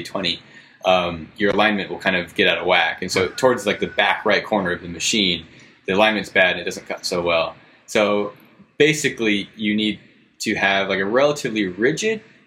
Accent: Ventura, California, United States; John and I are from Ventura, California. It's just like an hour north of LA.

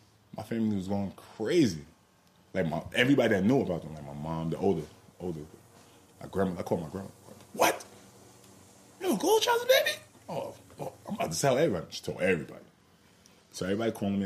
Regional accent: Long Island, New York, United States; I'm coming from Long Island.

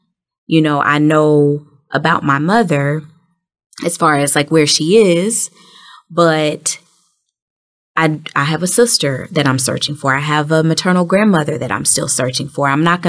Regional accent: Memphis, Tennessee, United States; born there; And, you know, remember I told you I was born in Memphis.

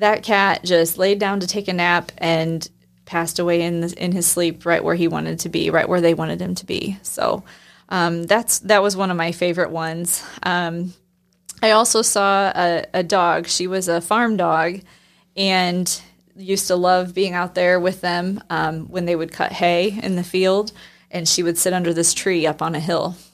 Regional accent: Northeast Indiana, United States; I grew up in Northeast Indiana

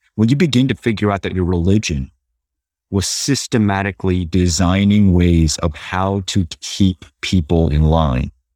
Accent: Los Angeles, California, United States; growing up in Los Angeles, go to Catholic schools

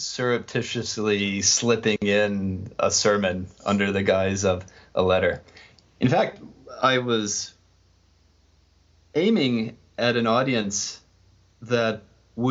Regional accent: Nebraska, United States; I grew up in Nebraska

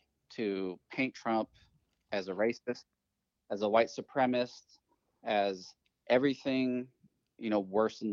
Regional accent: California, United States; I grew up in California

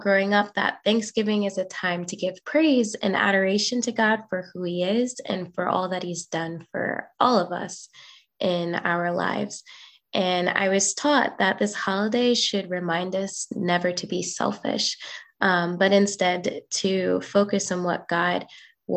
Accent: Indiana, United States; when I was with my family growing up in Indiana with my grandparents

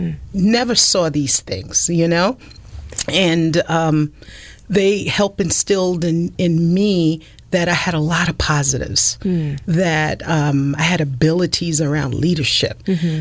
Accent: the South, United States; accent: Southern; So I was put into speech, and with those processes, I pretty much lost my Southern accent.

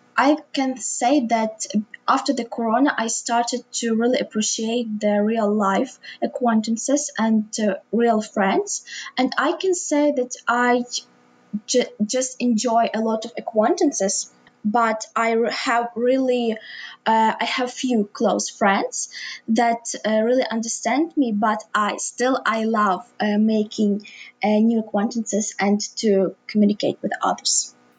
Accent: Lviv, Lviv Oblast, Ukraine; also born or lived in Drohobych; I was born in Lviv, which is pretty a big city in the west of Ukraine.

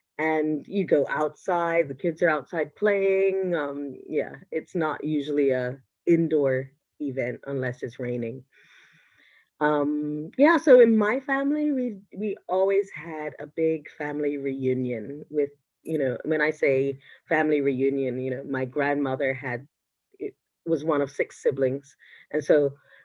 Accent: Bermuda; now in Denmark; I'm originally from Bermuda

